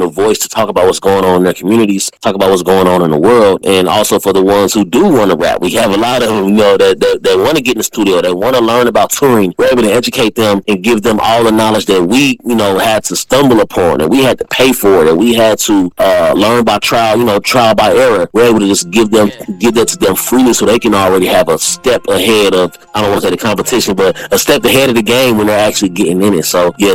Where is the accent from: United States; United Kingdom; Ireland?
United States; Wyandotte County, Kansas; growing up in Wyandotte County, I used to battle rap